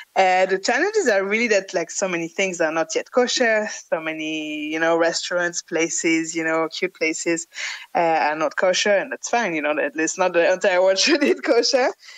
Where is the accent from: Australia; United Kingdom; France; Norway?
France; I grew up in France and I traveled to Italy since before I speak.